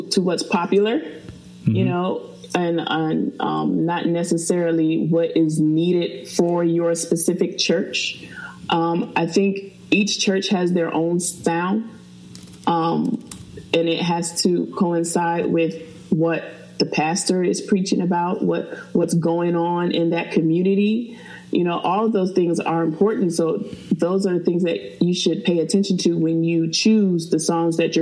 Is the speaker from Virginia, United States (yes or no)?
yes; Fredericksburg, Virginia, United States; I'm from Fredericksburg, Virginia